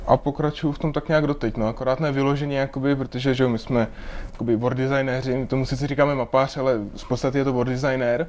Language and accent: Czech; Moravia, Czechia; moved away as an adult; now in Prague, Czech Republic; tak já jsem Moravák, tak já jsem Moravák